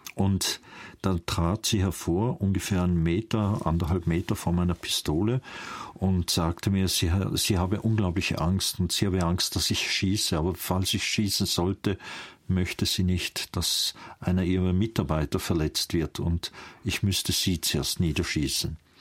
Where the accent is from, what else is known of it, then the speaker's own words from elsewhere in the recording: near St. Gallen, Switzerland; also born or lived in Vienna, Austria / Emmental, Bern, Switzerland; Und so landeten wir in der Nähe von St. Gallen. Und dort bin ich eigentlich aufgewachsen